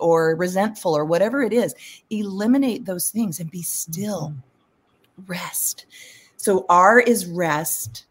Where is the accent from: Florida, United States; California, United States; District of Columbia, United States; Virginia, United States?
California, United States; I'm from California.